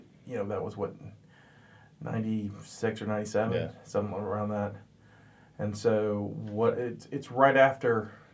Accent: the South, United States; I am from the South.

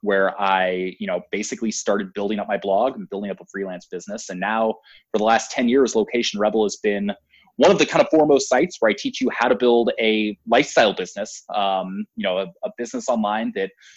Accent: Portland, Oregon, United States; my hometown, Portland, Oregon.

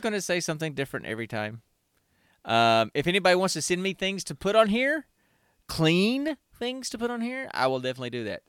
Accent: Alabama, United States; now in Georgia, United States; I was born and raised in Alabama, and I live in Georgia.

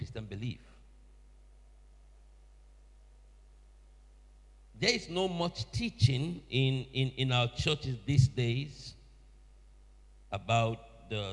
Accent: Nigeria; moved away as an adult; now in Sheffield, United Kingdom; I'm originally from Nigeria

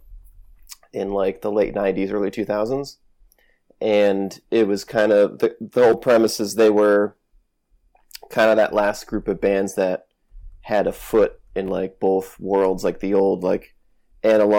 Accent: Connecticut, United States; I grew up in Connecticut and New England.

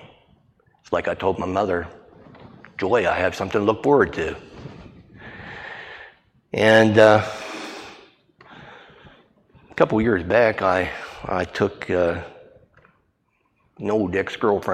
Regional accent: Bel Air, Maryland, United States; I grew up in the Nazarene Church in Bel Air

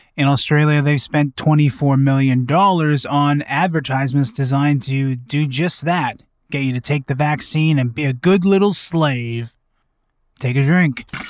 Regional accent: Vancouver, British Columbia, Canada; my hometown of Vancouver

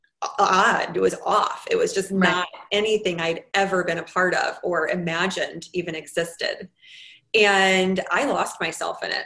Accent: St. Louis, Missouri, United States; moved away as an adult; also born or lived in New York City; I moved to New York City from St. Louis, where I lived and went to school

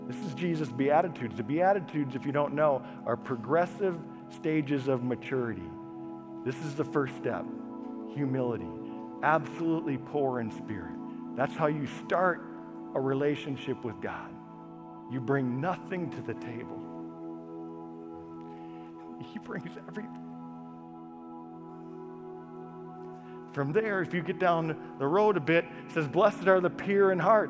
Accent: United States; as American Christians

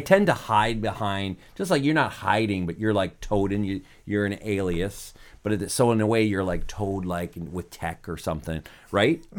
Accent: Michigan, United States; I grew up in Michigan

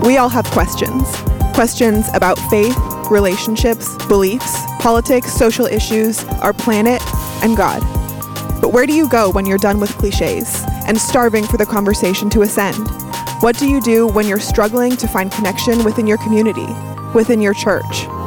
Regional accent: Toronto, Ontario, Canada; moved away as an adult; now in Dayton, United States; I was born and raised in Toronto, Canada

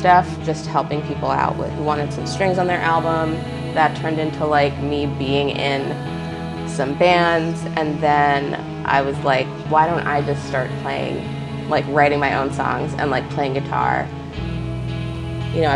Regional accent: United States; I grew up like right outside of New York City

